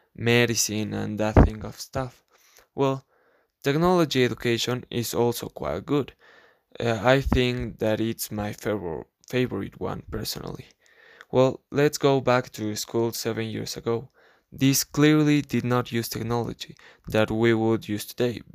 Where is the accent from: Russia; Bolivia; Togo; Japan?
Bolivia; La Paz; English is a second language; I am from La Paz, Bolivia